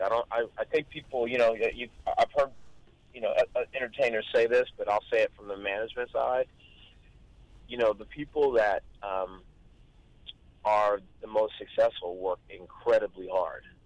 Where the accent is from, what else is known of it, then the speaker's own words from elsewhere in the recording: Long Beach, California, United States; I grew up in East Long Beach.